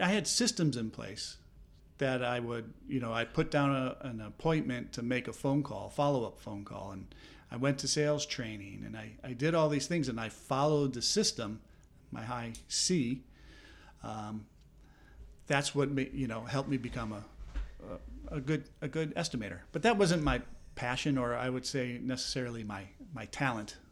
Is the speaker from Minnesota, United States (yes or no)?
yes; Minnesota, United States; moved away as an adult; also born or lived in Southern California; now in Philadelphia, United States; I did not grow up in this area. I grew up in Minnesota.